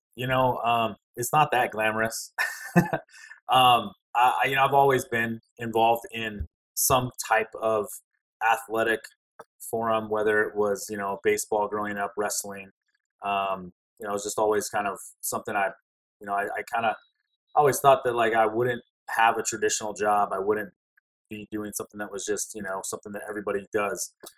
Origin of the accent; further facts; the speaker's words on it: Alaska, United States; moved away; also born or lived in Louisiana; I grew up in Alaska. I spent most of my years there. Alaska's home